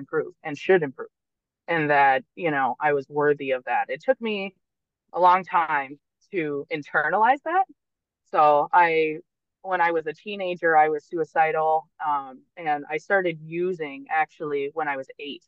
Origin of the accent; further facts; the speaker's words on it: Vermont, United States; I grew up in Vermont, which is a very small town type state.